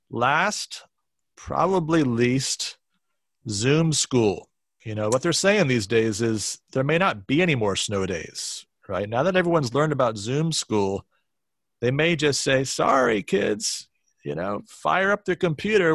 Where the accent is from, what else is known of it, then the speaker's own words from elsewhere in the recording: Pennsylvania, United States; I grew up in Pennsylvania